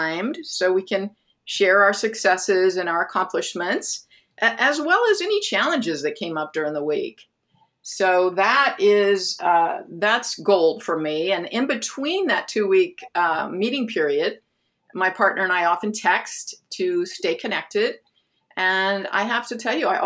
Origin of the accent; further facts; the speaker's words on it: Phoenix, Arizona, United States; moved away as an adult; also born or lived in Southern California; I'm originally from Phoenix, Arizona, and I moved to Southern California so that I could attend an art school